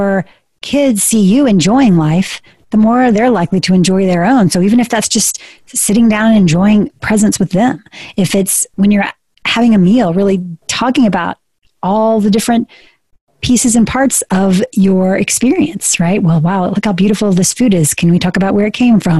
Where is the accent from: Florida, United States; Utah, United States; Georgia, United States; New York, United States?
Georgia, United States; South; I was born in Georgia. I was raised in South Georgia